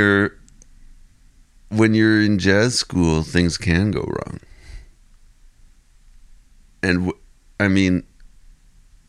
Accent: Ottawa, Ontario, Canada; growing up in Ottawa

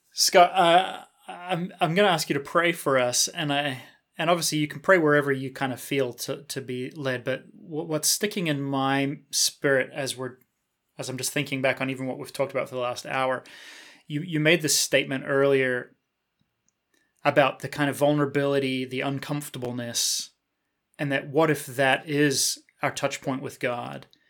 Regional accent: New Zealand; I was born and raised in New Zealand

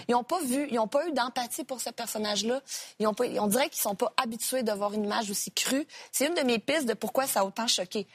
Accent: Sorel-Tracy, Quebec, Canada; also born or lived in Repentigny; je suis née à Repentigny, pour te corriger, mais j'ai euh, grandi à Sorel-Tracy.

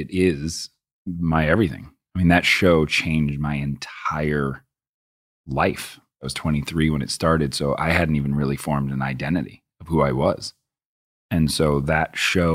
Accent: Boston, Massachusetts, United States; I grew up in Boston

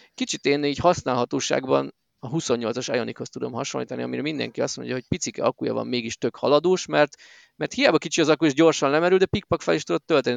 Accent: Miskolc, Borsod-Abaúj-Zemplén, Hungary

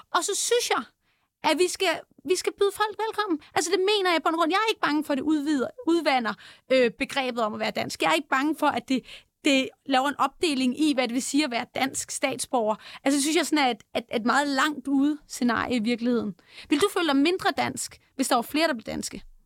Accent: Denmark; jeg er født i Danmark

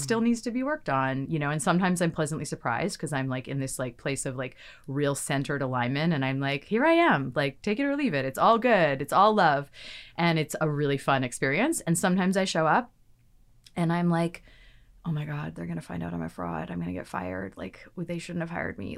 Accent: Victoria, British Columbia, Canada; moved away as an adult; now in Vancouver, Canada; I'm from Victoria, from the island

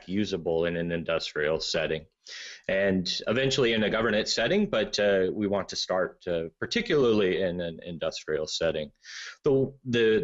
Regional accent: United States; I'm American

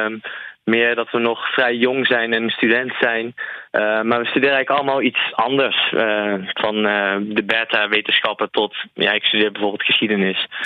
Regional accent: Nijmegen, Gelderland, Netherlands; Sowieso in Nijmegen zelf, in onze, in onze thuisstad.

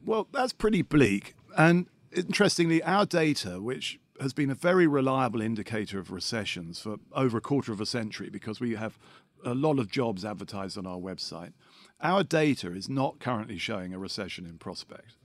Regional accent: London, United Kingdom; I am a Londoner

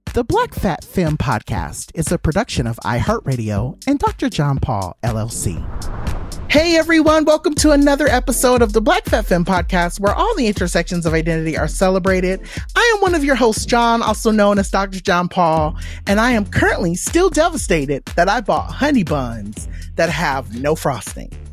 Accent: Inland Empire, California, United States; I am what I like to call an I E girl, so I grew up in the Inland Empire

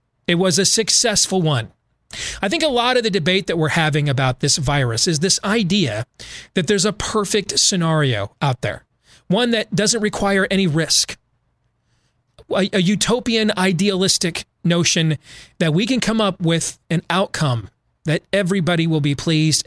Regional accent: Iowa, United States; my home state

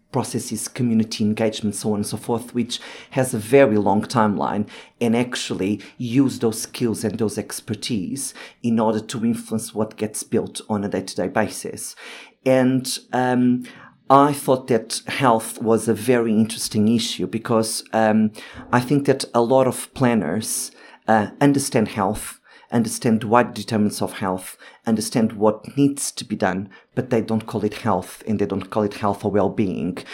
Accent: Lisbon, Portugal; moved away as an adult; now in London, United Kingdom; I am originally from Portugal, so I have lived in Lisbon and I have been living in London for the last fifteen years

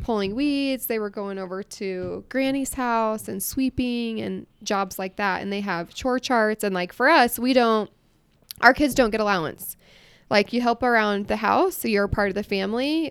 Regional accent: Iowa, United States; moved away as an adult; now in Utah, United States; I grew up in Iowa

